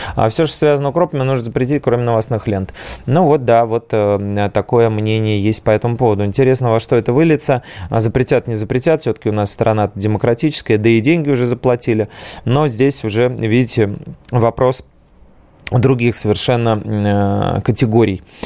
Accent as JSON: {"language": "Russian", "region": "Saint Petersburg", "country": "Russia", "said": "Вот мы с вами, петербуржцы, ленинградцы"}